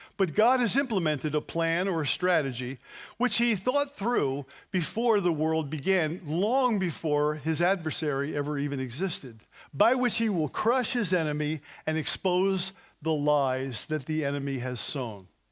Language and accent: English; New Jersey, United States; we're from New Jersey.